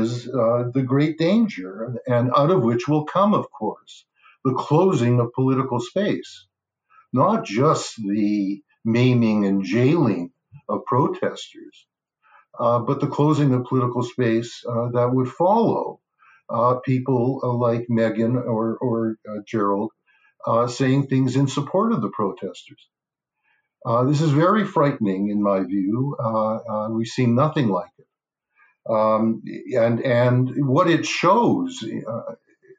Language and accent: English; Canada; as a Canadian